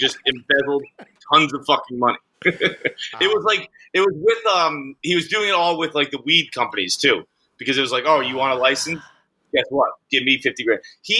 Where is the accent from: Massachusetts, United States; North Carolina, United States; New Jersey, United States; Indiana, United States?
Massachusetts, United States; Fall River; I grew up on Fall River, Massachusetts. It is nice.